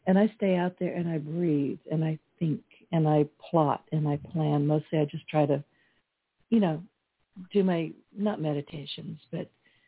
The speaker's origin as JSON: {"language": "English", "region": "California", "country": "United States", "tie": "born or raised there", "lives_now": "Southwest Louisiana, United States", "said": "I was born and raised in California, but I've been in Southwest Louisiana pretty much most of my life."}